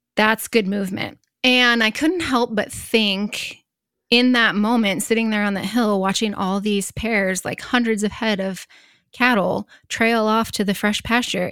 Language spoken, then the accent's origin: English; Northeast Nebraska, United States; also born or lived in Sand Hills, Nebraska; I grew up in Northeast Nebraska, but I currently live in the Sand Hills